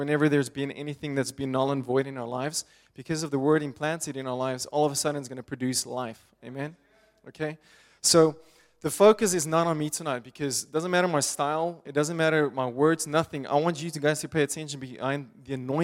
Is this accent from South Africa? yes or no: yes; Pretoria, Gauteng, South Africa; I grew up in Pretoria, South Africa.